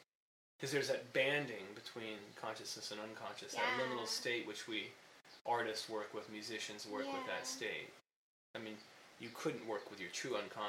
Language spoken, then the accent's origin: English; Ohio, United States; moved away; it happens in Ohio, my hometown.